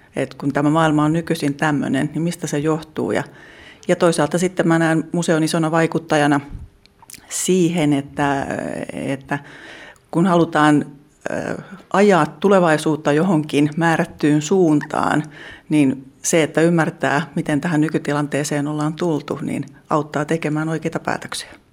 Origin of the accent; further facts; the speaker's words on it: Jokioinen, Tavastia Proper, Finland; now in Hämeenlinna, Finland; mä oon, oon Jokioisista Kiipunkylästä kotoisin